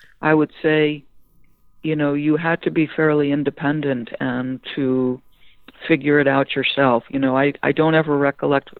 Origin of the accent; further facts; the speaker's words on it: Manasquan, New Jersey, United States; also born or lived in Long Island, New York; We moved from Long Island to a small town on the Jersey Shore, Manasquan, when I was 7 years old